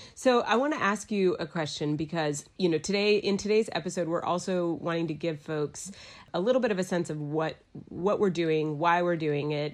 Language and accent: English; Dallas, Texas, United States; moved away as an adult; also born or lived in New York City; now in Asheville, United States; I'm from Dallas, Texas. I moved to Asheville, North Carolina